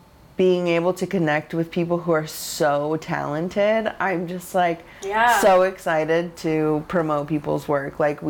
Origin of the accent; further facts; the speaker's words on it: Pacific Northwest, United States; and I'm from the Northwest. We both lived in Portland